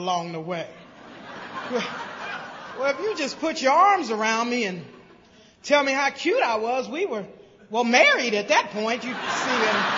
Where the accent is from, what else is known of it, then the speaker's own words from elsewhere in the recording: Greenville, South Carolina, United States; now in Cincinnati, United States; I was raised in Greenville, South Carolina